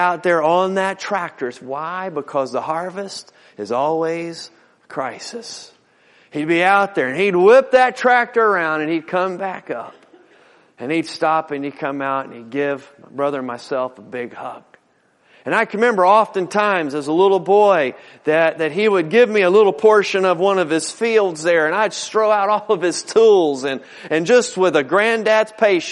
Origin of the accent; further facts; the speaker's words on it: Newport News, Virginia, United States; I grew up over in Newport News.